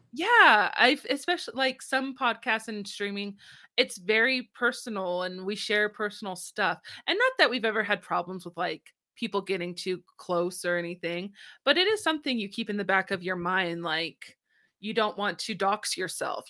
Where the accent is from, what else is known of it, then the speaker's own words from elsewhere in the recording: United States; I'm American.